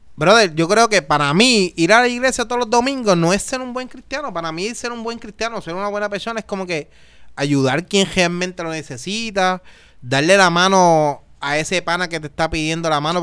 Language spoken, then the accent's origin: Spanish; Naranjito, Puerto Rico; Yo soy de Naranjito